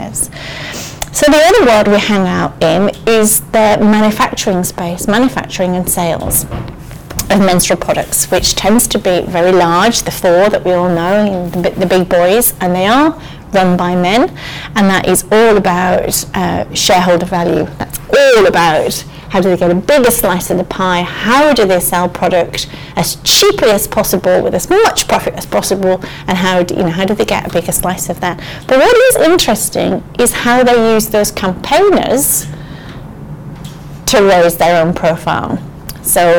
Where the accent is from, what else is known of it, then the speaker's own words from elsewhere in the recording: Morecambe, North West England, United Kingdom; when I was a girl, I was brought up in the Lake District, and there was a marina in our town, in Morecambe